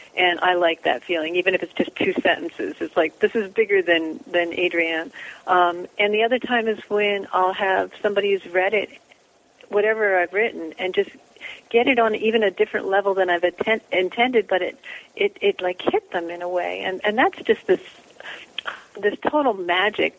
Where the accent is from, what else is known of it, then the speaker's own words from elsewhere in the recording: Philadelphia, United States; moved away as an adult; also born or lived in New Jersey; now in Pacific Northwest; I was born in Philadelphia